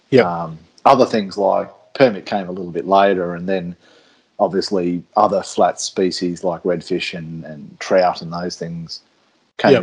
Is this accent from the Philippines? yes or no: no; Australia; as Australian fly fishermen